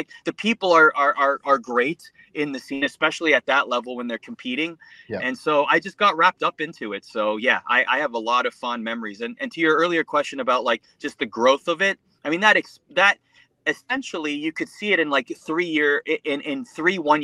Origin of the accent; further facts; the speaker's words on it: Mississauga, Ontario, Canada; also born or lived in Scarborough, Toronto / Oakville; born and raised in Canada, Scarborough, then Mississauga, Oakville area